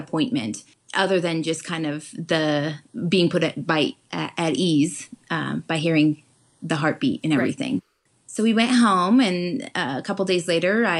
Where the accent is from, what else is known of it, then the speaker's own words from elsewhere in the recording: Pueblo, Colorado, United States; the Colorado State Fair is in my hometown of Pueblo, Colorado